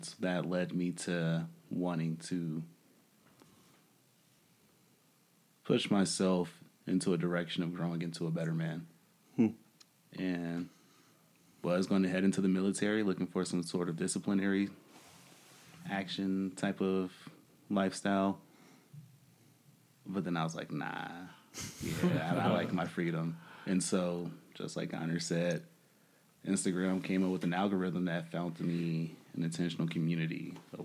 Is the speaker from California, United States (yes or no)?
no; Chicago, Illinois, United States; I'm 24, from Chicago